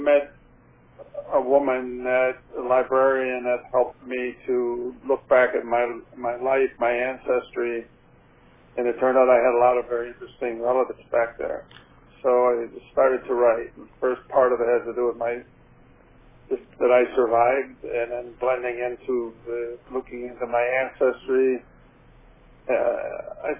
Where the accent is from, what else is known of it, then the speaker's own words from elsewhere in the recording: Buffalo, New York, United States; moved away as an adult; also born or lived in Amherst, New York; now in Las Vegas, United States; I was born in Buffalo, New York